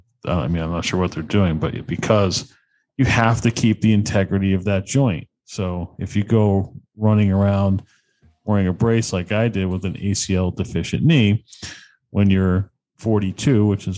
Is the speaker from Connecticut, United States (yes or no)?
yes; Connecticut, United States; I'm from Connecticut